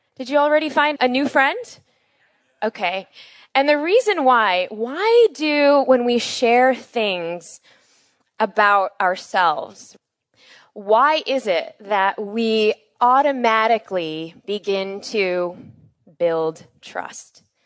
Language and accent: English; Chicago, Illinois, United States; we were born and raised in Chicago